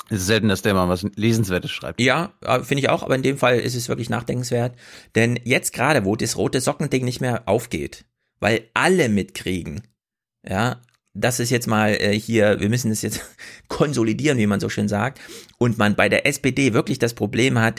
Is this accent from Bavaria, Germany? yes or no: no; Kummerow, Mecklenburg-Vorpommern, Germany; Ich, ich komme auch aus Kummerow wird auch mit W am Ende geschrieben.